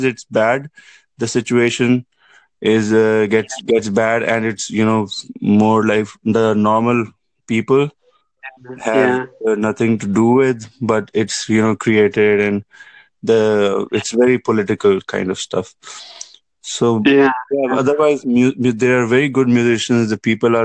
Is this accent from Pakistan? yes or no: yes; Pakistan; moved away as an adult; now in Toronto, Canada; I'm actually from Pakistan.